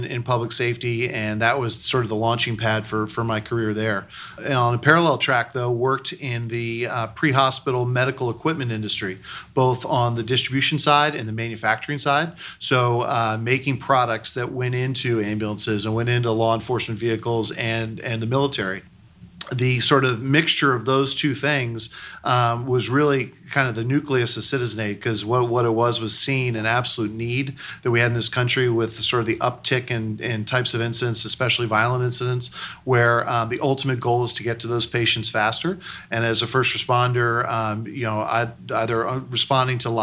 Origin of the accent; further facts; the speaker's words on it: New York City, New York, United States; moved away; also born or lived in Midwest; I'm actually a transplant to the Midwest. I grew up in New York City. I grew up in Manhattan